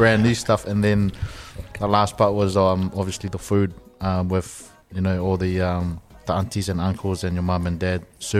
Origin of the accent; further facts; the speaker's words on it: Samoa; moved away; Growing up in Samoa